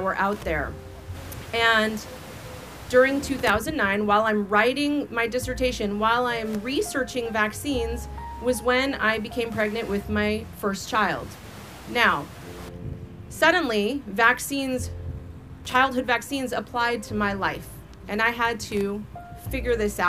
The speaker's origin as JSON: {"language": "English", "region": "California", "country": "United States", "said": "I'm from California, where we have the strictest vaccine laws in the nation"}